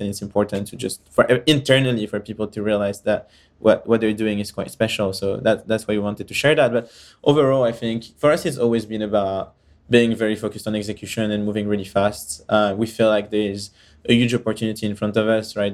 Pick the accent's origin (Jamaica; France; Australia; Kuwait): France; moved away; also born or lived in Israel / United States / United Kingdom; I was born and raised in France and kind of traveled around and moved in different countries.